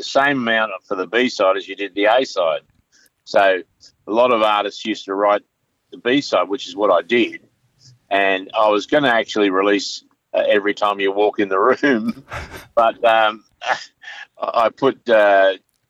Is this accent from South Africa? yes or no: no; Brisbane, Queensland, Australia; also born or lived in Gravesend, Kent, England; Rockley State School and Salisbury High School